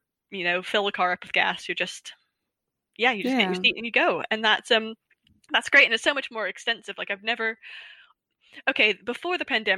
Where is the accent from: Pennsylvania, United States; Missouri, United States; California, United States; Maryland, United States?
Pennsylvania, United States; moved away as an adult; now in United Kingdom; I got spoiled growing up in Pennsylvania